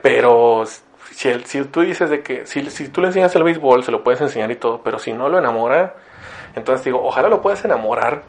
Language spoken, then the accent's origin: Spanish; Ciudad Victoria, Tamaulipas, Mexico; now in Monterrey, Mexico; yo no crecí aquí en Monterrey, crecí en Victoria